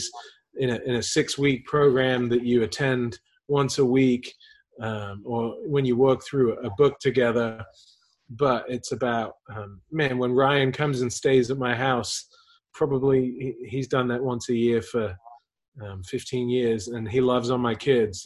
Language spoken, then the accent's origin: English; England, United Kingdom; moved away; also born or lived in Houston; I grew up in England.